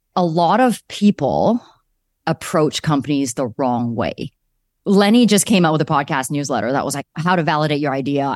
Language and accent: English; Calgary, Alberta, Canada; moved away as an adult; also born or lived in Vancouver; I grew up in Calgary